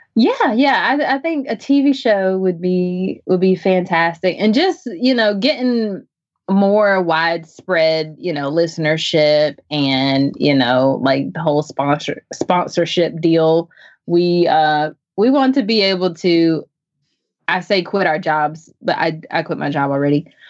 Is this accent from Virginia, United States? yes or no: no; Chapel Hill, North Carolina, United States; now in Zebulon, United States; I am a from Chapel Hill, North Carolina. I currently live in Zebulon.